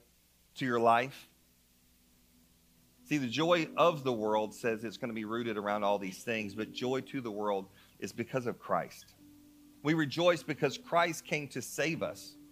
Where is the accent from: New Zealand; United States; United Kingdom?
United States; North Carolina; moved away as an adult; I'm from North Carolina.